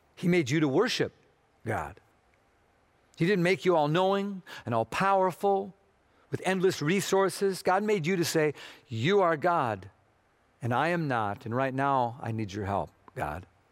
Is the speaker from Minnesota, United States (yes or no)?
yes; Minnesota, United States; moved away; I'm from Minnesota, or as we sometimes say, Minnesota